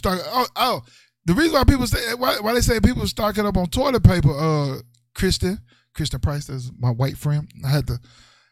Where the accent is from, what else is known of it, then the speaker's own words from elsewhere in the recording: Mississippi, United States; I grew up in the South. I grew up in Mississippi